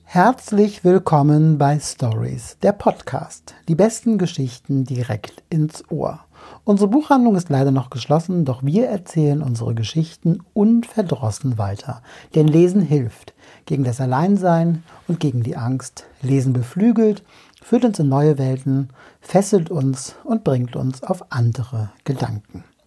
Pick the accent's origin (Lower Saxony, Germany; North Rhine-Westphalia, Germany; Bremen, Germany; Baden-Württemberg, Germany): North Rhine-Westphalia, Germany; Düsseldorf; in meiner Heimatstadt Düsseldorf